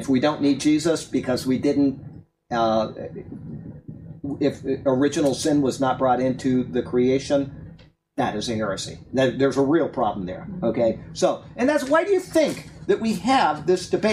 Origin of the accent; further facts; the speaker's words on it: Sarasota, Florida, United States; I grew up in Sarasota, Florida. I went to Riverview High School